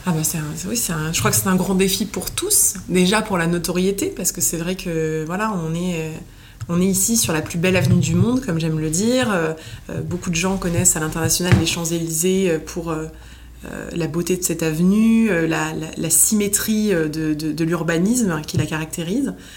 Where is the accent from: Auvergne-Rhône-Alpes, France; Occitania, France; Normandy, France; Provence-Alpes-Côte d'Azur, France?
Provence-Alpes-Côte d'Azur, France; Nice; moved away as an adult; now in Paris, France; j'ai grandi à Nice, j'ai déménagé à Paris euh, jeune pour mes études